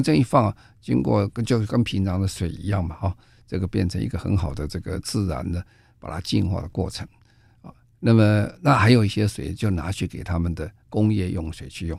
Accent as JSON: {"language": "Chinese", "country": "Taiwan", "said": "我们在台湾"}